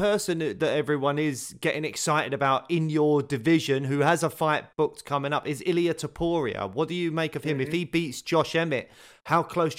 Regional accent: United Kingdom; as a Brit

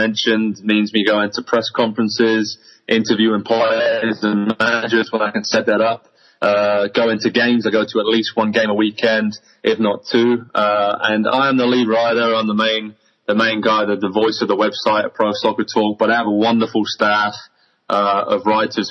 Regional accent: Southampton, South East England, United Kingdom; Southampton where I grew up

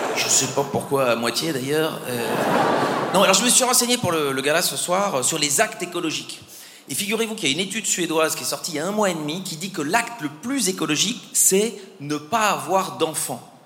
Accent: Belgium; je suis belge. Je suis belge aussi. Et, en Belgique, on est très écolo

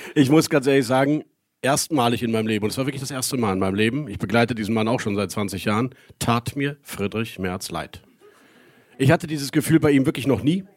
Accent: Rhineland, Germany; für uns Rheinländer

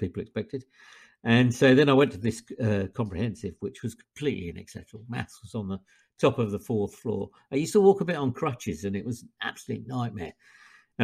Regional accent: Surrey, South East England, United Kingdom; now in Wolverhampton, United Kingdom; I'm originally from Surrey, although I now live in Wolverhampton.

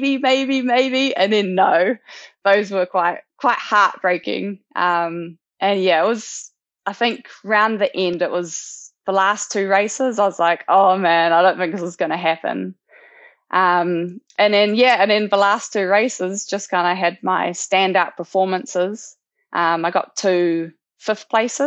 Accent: New Zealand; born or raised there

